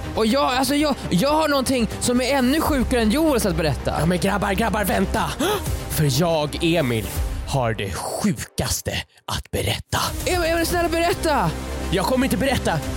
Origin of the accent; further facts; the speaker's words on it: Lindholmen, Stockholm County, Sweden; Lindholmen där eh, jag, Viktor och jag och Joel är uppväxta